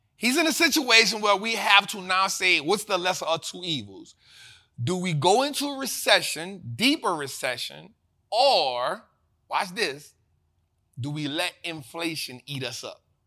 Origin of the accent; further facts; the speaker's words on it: New Orleans, Louisiana, United States; born and raised in New Orleans